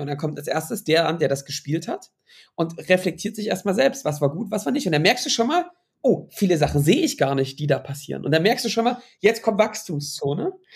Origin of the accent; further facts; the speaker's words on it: Baltic coast, Germany; ich bin an der Ostsee mit fast mit groß geworden